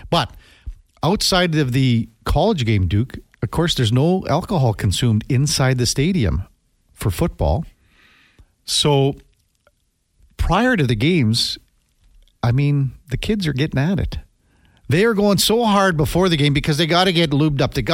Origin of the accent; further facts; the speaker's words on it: Canada; Told them I was from Canada, welcomed everywhere from the fog.